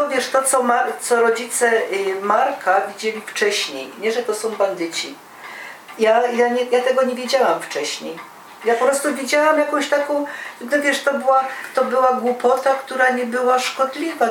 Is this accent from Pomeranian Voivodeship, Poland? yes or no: no; Silesian Voivodeship, Poland